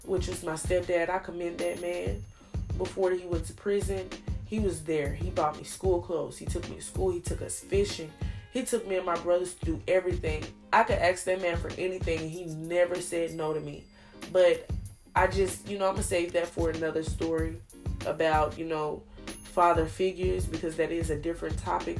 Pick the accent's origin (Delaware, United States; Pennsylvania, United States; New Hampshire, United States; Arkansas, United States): Arkansas, United States; I am from Arkansas